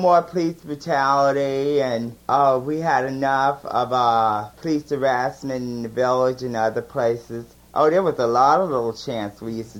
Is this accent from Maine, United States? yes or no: no; Elizabeth, New Jersey, United States; Where I'm from Elizabeth, New Jersey.